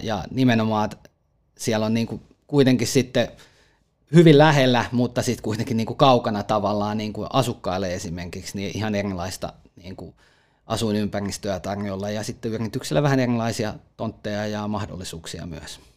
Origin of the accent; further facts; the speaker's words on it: Lahti, Päijät-Häme, Finland; itse olen lahtelainen